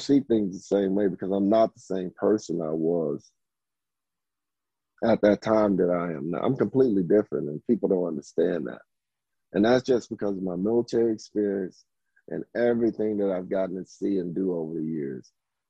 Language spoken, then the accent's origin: English; the South, United States; just growing up in the South